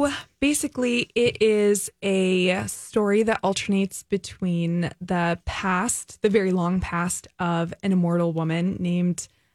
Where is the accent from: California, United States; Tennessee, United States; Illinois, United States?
California, United States; now in St. Paul, United States; I'm from California.